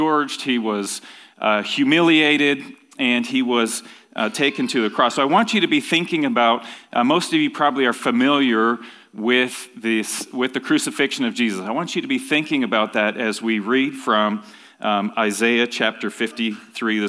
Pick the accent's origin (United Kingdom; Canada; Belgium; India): Canada; Ontario; When I was growing up in Ontario, Canada